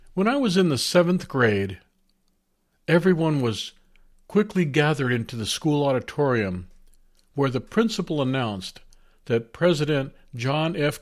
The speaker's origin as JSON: {"language": "English", "town": "San Diego", "region": "California", "country": "United States", "tie": "born or raised there", "said": "I grew up in San Diego"}